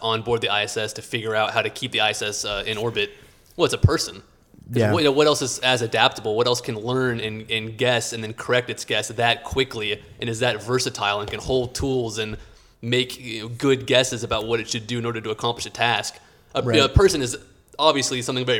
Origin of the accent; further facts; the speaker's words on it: Houston, Texas, United States; growing up in Houston as an engineer